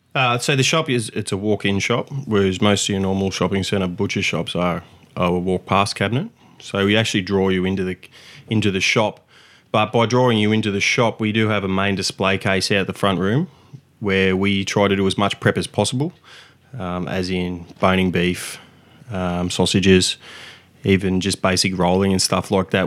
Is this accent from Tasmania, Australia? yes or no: no; Victoria, Australia; now in Gold Coast, Australia; I moved up from Victoria when I was younger and uh, to to Queensland, obviously the Gold Coast